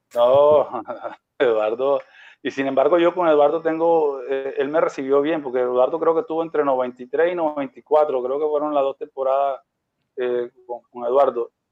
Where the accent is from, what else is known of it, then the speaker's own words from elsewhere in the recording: Barranquilla, Atlántico, Colombia; yo soy de Barranquilla